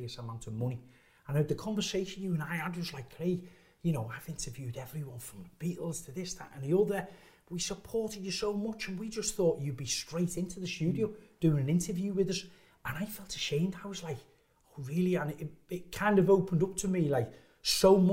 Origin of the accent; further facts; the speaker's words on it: Liverpool, North West England, United Kingdom; moved away as an adult; also born or lived in Shropshire; I come from Liverpool, didn't have the best education.